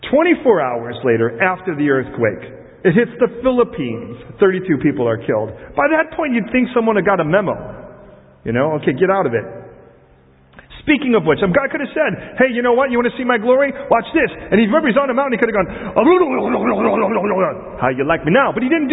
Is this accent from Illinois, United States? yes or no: yes; Chicago, Illinois, United States; I was raised in Chicago